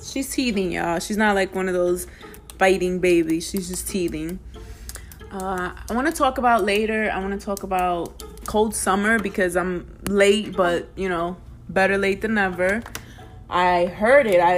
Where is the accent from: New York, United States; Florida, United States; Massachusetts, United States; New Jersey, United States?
New York, United States; New York City; also born or lived in DMV (Washington metropolitan area); now in DMV, United States; I'm from the Bronx, and I will always be from the Bronx